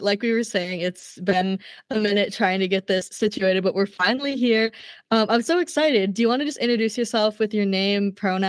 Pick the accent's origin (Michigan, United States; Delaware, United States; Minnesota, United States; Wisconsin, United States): Minnesota, United States; I'm from Minnesota.